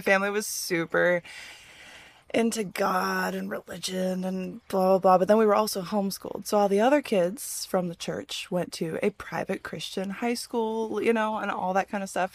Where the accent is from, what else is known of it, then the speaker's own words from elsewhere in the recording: Midwest, United States; I grew up in the Midwest